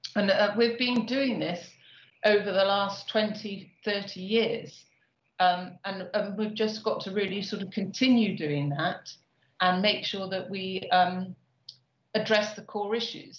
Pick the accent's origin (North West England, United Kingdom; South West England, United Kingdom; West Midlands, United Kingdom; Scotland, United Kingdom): South West England, United Kingdom; Bristol; Bristol, uh, which is my hometown